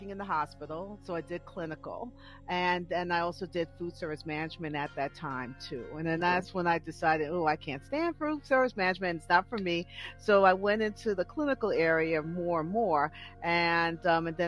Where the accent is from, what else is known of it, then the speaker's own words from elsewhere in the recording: New York, United States; now in Douglasville, United States; I'm originally from New York, but now I live in Douglasville, Georgia